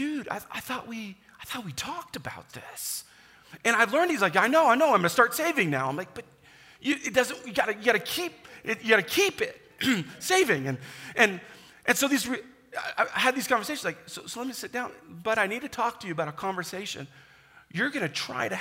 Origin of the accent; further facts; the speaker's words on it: United States; also born or lived in Kansas / Indiana; now in South Dakota, United States; I grew up in Kansas and Indiana